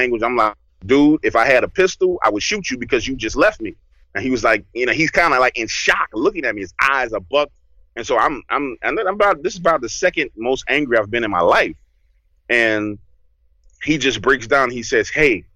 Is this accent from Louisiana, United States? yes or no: yes; New Orleans, Louisiana, United States; I grew up in New Orleans